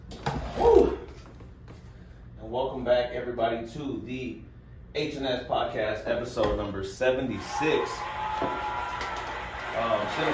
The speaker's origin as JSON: {"language": "English", "town": "Kansas City", "country": "United States", "tie": "born or raised there", "also_born_or_lived": "Ciudad Juárez, Mexico / East Los Angeles"}